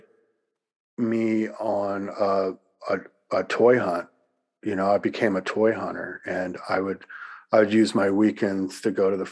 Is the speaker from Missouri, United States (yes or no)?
no; Louisiana, United States; moved away as an adult; where I grew up in Louisiana